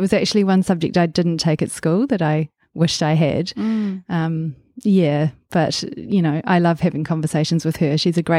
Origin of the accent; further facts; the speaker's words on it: Waikato, New Zealand; also born or lived in Auckland; I was born in Auckland and quite soon, when I was quite small, about 18 months old, moved down to the Waikato and spent probably about the first 10 years of my life there on a farm, growing up on a farm there.